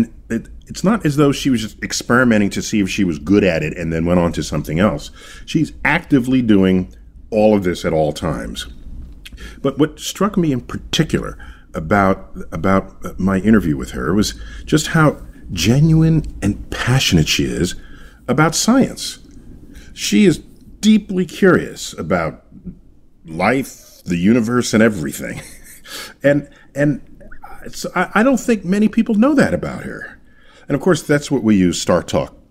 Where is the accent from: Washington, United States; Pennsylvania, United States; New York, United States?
New York, United States; New York City; I hail from New York City, where I serve as director of the Hayden Planetarium